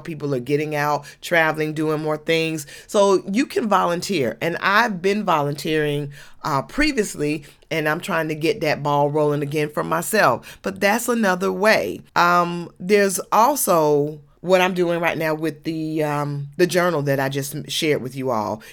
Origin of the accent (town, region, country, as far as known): Georgia, United States